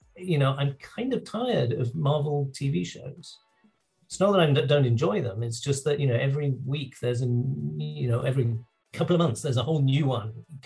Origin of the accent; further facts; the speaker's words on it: England, United Kingdom; moved away; I grew up in England.